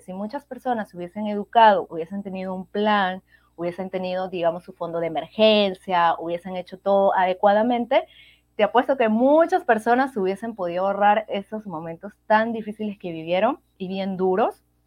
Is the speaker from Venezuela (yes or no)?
yes; Venezuela; moved away as an adult; now in Peru; yo soy de Venezuela y actualmente vivo en Perú, ya tengo casi cinco años y medio en este hermoso país